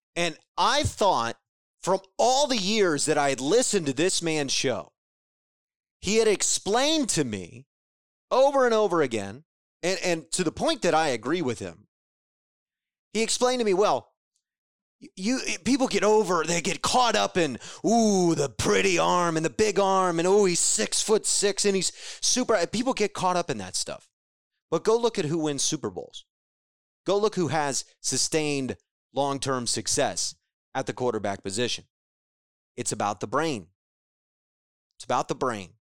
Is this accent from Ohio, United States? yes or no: yes; Ohio, United States; all of us that grew up in this state, um, and really throughout the Midwest, but specifically the state of Ohio